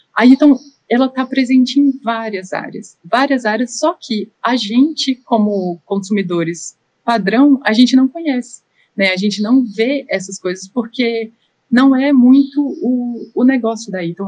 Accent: Brazil; moved away as an adult; now in Austria; eu sou brasileira

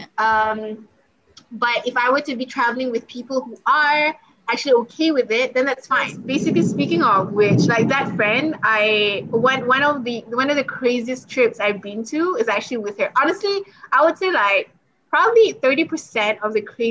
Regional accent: Malaysia; I'm from Malaysia

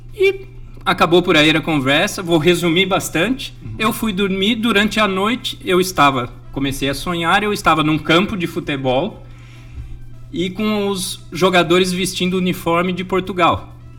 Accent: Jundiaí, São Paulo, Brazil; moved away; De Jundiaí, São Paulo

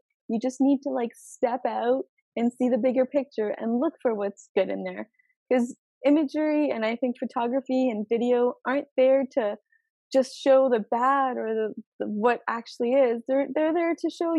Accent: Brantford, Ontario, Canada; also born or lived in Poland / Krzyż, Poland; I grew up in Brantford. When we moved to Canada, we moved to Brantford

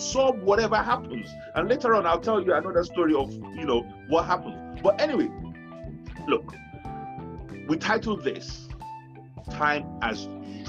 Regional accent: Nigeria; now in United Kingdom; we're Nigerians, we're Africans, we're black people

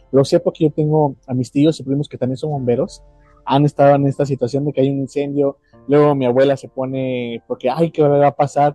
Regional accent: Mexico; yo que soy de México

